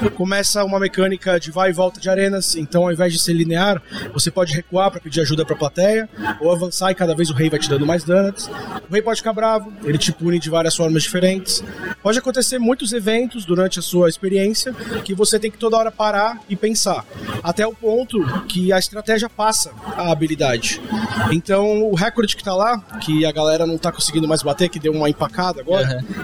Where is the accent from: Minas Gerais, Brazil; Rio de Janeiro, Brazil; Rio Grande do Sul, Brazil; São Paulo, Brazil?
São Paulo, Brazil; Santos; moved away as an adult; eu tenho 28 anos de idade, sou de Santos.